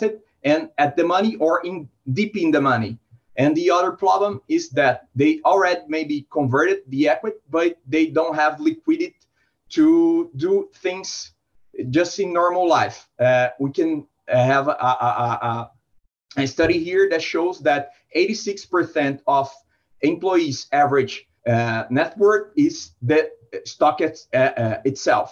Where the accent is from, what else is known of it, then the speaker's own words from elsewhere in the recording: São Paulo, Brazil; I'm from São Paulo, Brazil